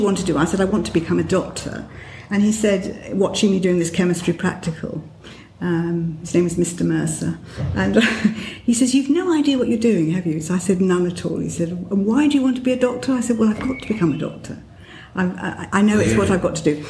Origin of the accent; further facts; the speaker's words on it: near Surrey, South East England, United Kingdom; I went to a state primary school, and then I went to a private school